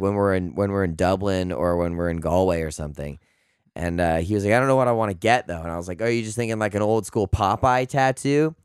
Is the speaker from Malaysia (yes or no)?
no; Canada; I'm the Canadian here